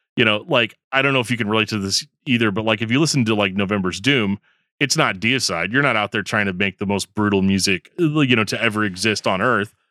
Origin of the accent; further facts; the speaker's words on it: Midwest, United States; 'cause I'm from the Midwest